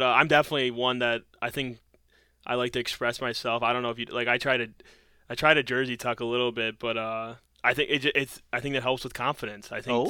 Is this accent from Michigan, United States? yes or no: yes; Detroit, Michigan, United States; And now he's playing for the Red Wings in my hometown team, so I get to see him play.